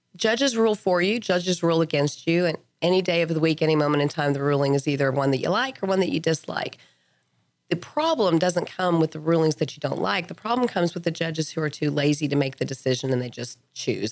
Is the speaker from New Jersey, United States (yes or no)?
no; Lubbock, Texas, United States; moved away as an adult; I grew up in Lubbock